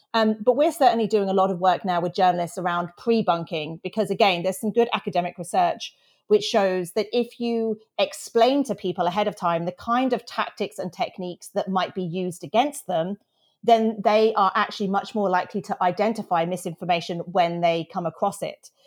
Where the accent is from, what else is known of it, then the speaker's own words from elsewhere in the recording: United Kingdom; I'm British